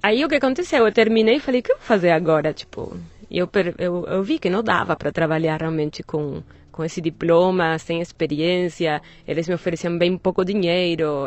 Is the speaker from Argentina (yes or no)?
yes; Buenos Aires, Argentina; Portuguese is a second language; moved away as an adult; now in Brazil; Eu nasci em Buenos Aires